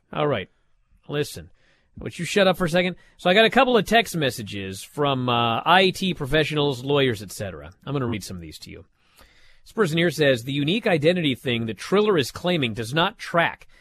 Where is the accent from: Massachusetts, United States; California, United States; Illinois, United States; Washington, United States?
Washington, United States; my home state of Washington